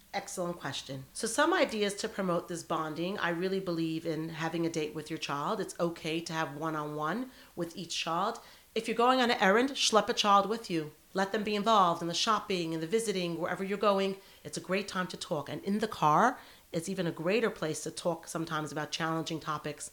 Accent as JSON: {"language": "English", "country": "United States", "moved": "yes", "lives_now": "Sydney, Australia", "said": "I'm an American girl"}